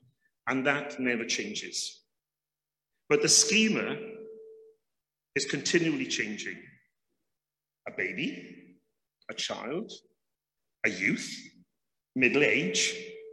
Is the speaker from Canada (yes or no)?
no; Wales, United Kingdom; as a Welshman